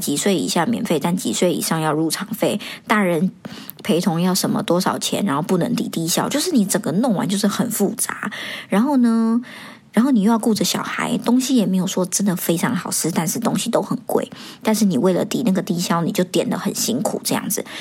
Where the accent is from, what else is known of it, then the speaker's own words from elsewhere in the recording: Taiwan; also born or lived in Hong Kong; now in Singapore; 像我在台湾长大呢